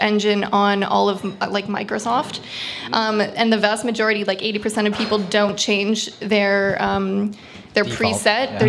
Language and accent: English; East Coast, Atlantic Canada, Canada; accent: East Coast; now in Ottawa, Canada; I'm from the East Coast. And perpetually I'm on, and everyone makes fun of my accent